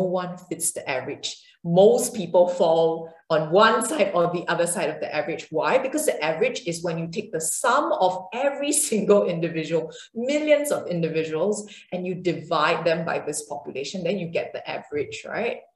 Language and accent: English; Singapore; I come from Singapore and uh, an Asian background